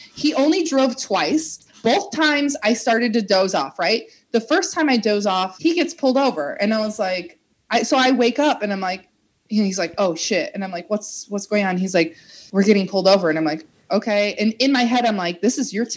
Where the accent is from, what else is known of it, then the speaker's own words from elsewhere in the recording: small town outside Chicago, Midwest, United States; moved away as an adult; now in Los Angeles, United States; I'm from a small town outside of Chicago that I call Chicago